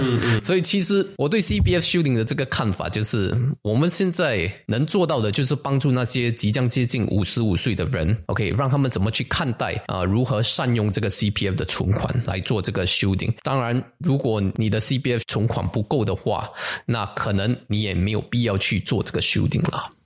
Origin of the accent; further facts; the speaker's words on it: Singapore; 我们新加坡人